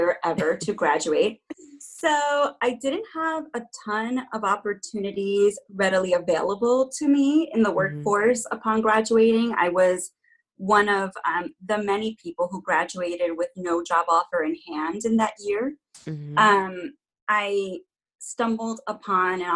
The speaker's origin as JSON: {"language": "English", "region": "New York", "country": "United States", "tie": "born or raised there", "moved": "yes", "lives_now": "California, United States", "said": "I am born and raised in New York, currently living in California."}